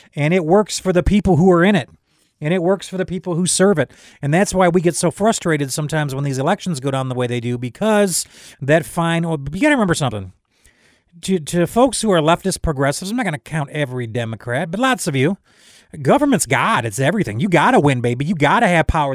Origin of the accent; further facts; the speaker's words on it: United States; I am an American, but I am first a citizen of heaven.